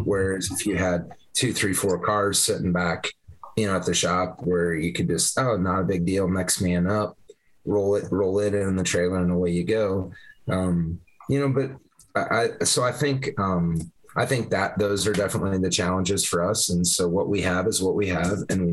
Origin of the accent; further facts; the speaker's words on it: Vinton, Iowa, United States; I grew up in the Vinton area